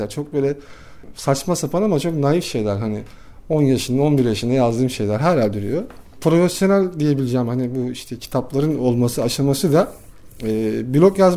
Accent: Istanbul, Turkey; bir varoşta büyüdüm. İstanbul Yeni Bosna'da. Hala da oradayım.

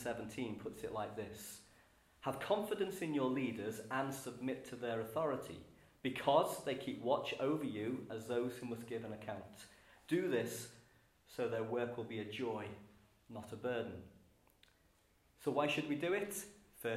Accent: Liverpool, North West England, United Kingdom; As a Scouser

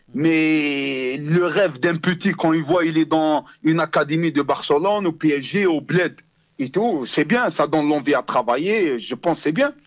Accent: Algiers, Algiers Province, Algeria; moved away as an adult; now in France; je suis né à Hussein Day, je suis toujours Hussein Day.

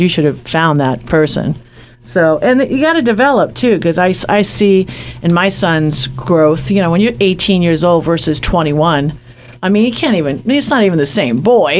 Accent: New York, United States; moved away; I'm from New York

